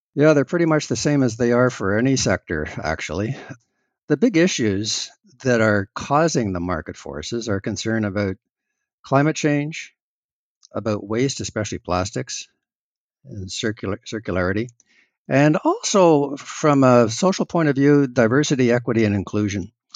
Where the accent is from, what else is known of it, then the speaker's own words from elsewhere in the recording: Canada; as a Canadian